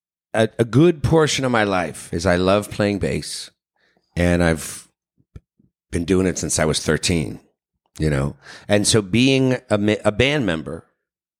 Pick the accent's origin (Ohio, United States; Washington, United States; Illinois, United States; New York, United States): New York, United States; moved away as an adult; also born or lived in Seattle; now in Los Angeles, United States; I'm from New York, then I moved to Seattle after college and was there for like 6-7 years, and then I came